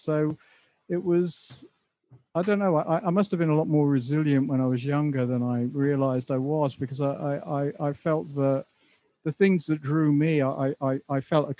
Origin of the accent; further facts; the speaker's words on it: Dublin, Leinster, Ireland; also born or lived in Southend / Essex; now in England; I mean, I was born in Dublin, but my family moved to Southend in Essex in the early 60s. So I was brought up in Southend up until about 1971.